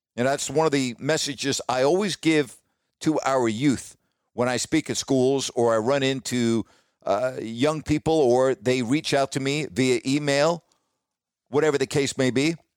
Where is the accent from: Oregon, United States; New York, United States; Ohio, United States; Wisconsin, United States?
New York, United States; Long Island, outside New York City, United States; moved away as an adult; also born or lived in Decatur, Illinois / Sacramento, California; growing up outside of New York City on Long Island